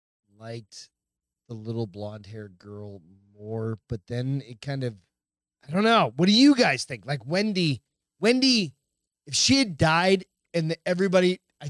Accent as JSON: {"language": "English", "region": "Montana", "country": "United States", "said": "I'm from Montana and I live in..."}